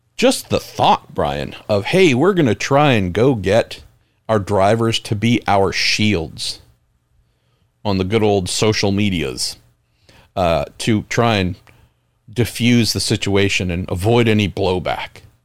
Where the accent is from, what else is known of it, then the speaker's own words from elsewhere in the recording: San Andreas fault line, California, United States; I grew up right on the San Andreas fault line